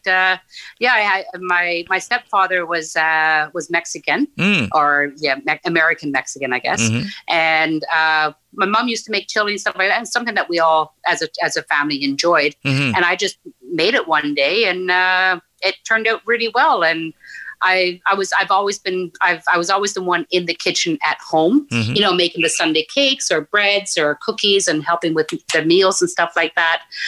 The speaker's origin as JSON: {"language": "English", "region": "Newfoundland and Labrador", "country": "Canada", "tie": "born or raised there", "also_born_or_lived": "Nain, Labrador", "moved": "as an adult", "lives_now": "Ottawa, Canada", "said": "our family moved down to Northern Newfoundland, where I was until I graduated high school"}